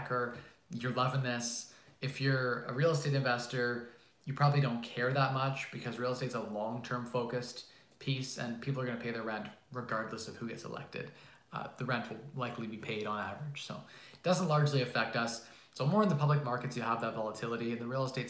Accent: Canada; I'm Canadian

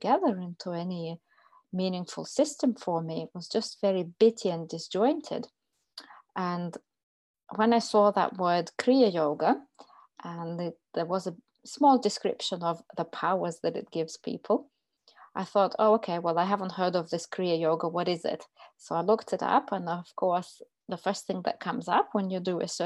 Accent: Russia; moved away as an adult; now in United Kingdom; I'm originally from Russia.

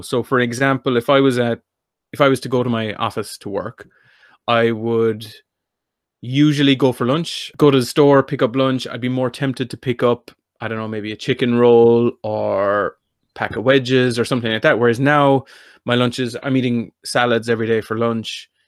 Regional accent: North Kerry, Munster, Ireland; I'm from North Kerry.

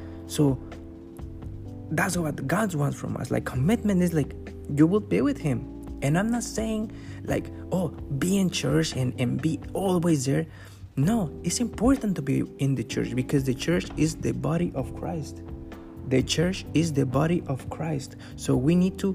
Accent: Mexico; now in Canada; I'm from Mexico, but I live in Canada.

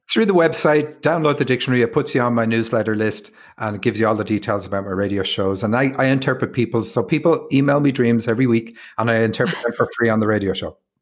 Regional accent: Ireland; also born or lived in Rathfarnham, Ireland / Cork, Ireland / Seattle, United States; me being Irish

